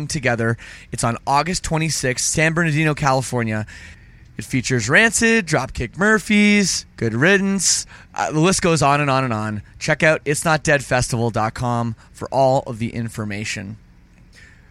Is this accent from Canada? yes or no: yes; Canada; I'm Canadian